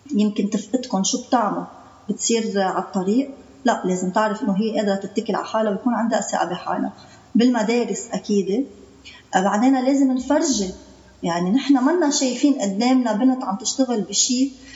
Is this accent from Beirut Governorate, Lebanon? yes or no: no; Byblos, Keserwan-Jbeil, Lebanon; من جبال